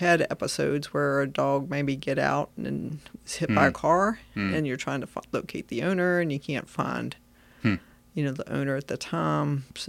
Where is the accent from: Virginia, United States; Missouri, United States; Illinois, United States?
Virginia, United States; As I was growing up, I grew up in Frederick County, Virginia. And I did go to James Wood High School.